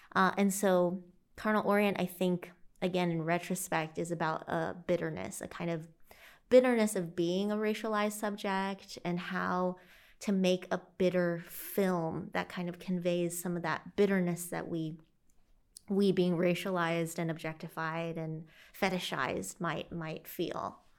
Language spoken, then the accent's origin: English; St. Louis, Illinois, United States; also born or lived in China / Carbondale, Illinois; I grew up in the Midwest of the U S, uh, Illinois, and eventually spent most of my time in, in Saint Louis and the surrounding areas there.